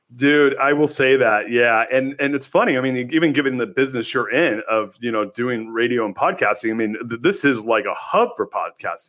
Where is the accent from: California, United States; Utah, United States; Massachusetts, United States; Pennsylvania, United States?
California, United States; Southern; also born or lived in San Francisco; now in Austin, United States; I grew up in Southern California